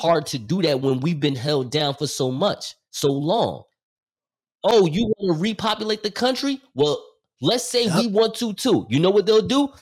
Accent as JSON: {"language": "English", "region": "New Jersey", "country": "United States", "said": "I'm from New Jersey"}